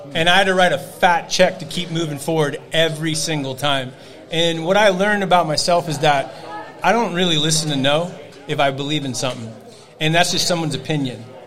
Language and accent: English; Novato, California, United States; Novato, California